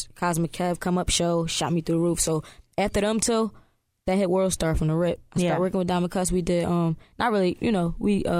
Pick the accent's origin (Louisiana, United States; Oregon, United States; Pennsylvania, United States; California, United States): Pennsylvania, United States; Philadelphia; I came up young in my city, man. I'm from Philly